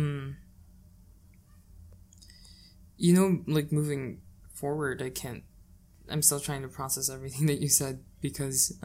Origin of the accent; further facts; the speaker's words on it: Philippines; moved away; as a Filipino